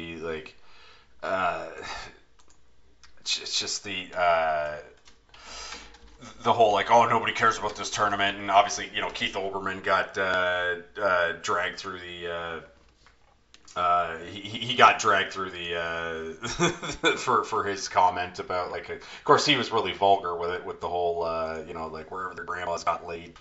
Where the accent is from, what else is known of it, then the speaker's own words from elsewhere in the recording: Canada; we're Canadian